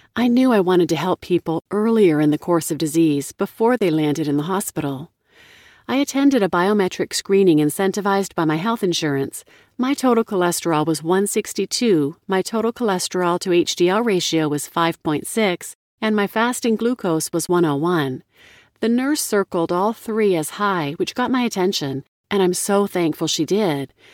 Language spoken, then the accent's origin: English; Kansas City, Missouri, United States; Growing up in Kansas City